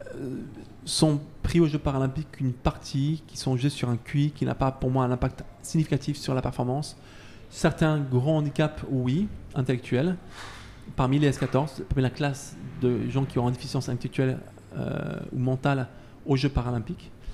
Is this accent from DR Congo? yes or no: no; Isère, Auvergne-Rhône-Alpes, France; je suis de l'Isère